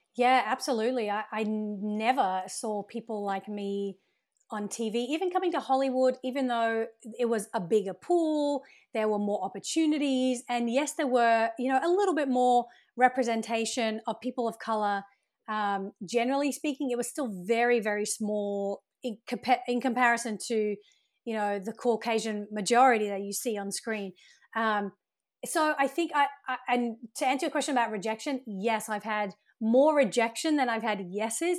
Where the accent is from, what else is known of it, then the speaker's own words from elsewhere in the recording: Brisbane, Queensland, Australia; moved away as an adult; also born or lived in United Kingdom / Sydney, Australia; now in Los Angeles, United States; I was actually born in the U K, and I grew up in Australia, so my family migrated to Australia when I was around eight